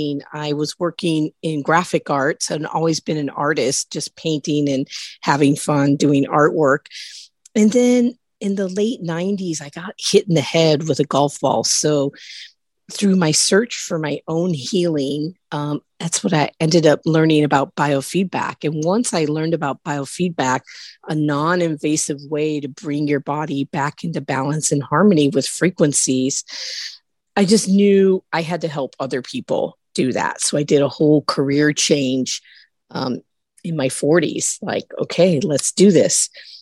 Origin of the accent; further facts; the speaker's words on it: Midwest, United States; moved away as an adult; now in California, United States; I grew up in the Midwest